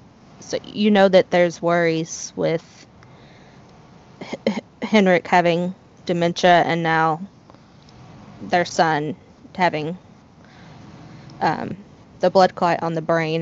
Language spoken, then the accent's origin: English; United States; I'm American.